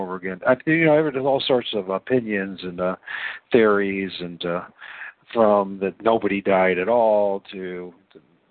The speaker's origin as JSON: {"language": "English", "region": "Great Lakes", "country": "United States", "said": "I'm a flatlander from the Great Lakes"}